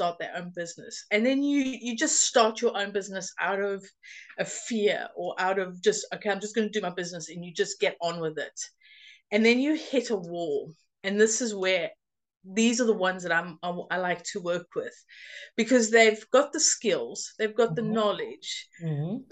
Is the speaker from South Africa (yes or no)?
yes; South Africa; now in United Kingdom; I grew up in South Africa, but I've been living in the UK for 22 and a half years now